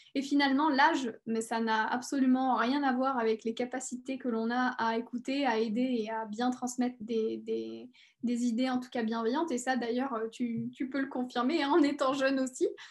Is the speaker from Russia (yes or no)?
no; near Clermont-Ferrand, Auvergne-Rhône-Alpes, France; also born or lived in Paris; je suis née à Paris et, euh, j'ai vécu à côté de Clermont-Ferrand, donc, euh, en Auvergne. Et donc, j'ai grandi